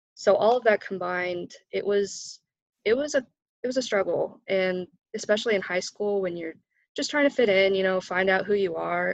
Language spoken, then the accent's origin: English; Frankfort, Indiana, United States; also born or lived in Oregon; I'm from Frankfort, Indiana, so I'm right down the road from Purdue. Uh, that's where I grew up. I was actually born out in Oregon, but we moved here when I was about a year old.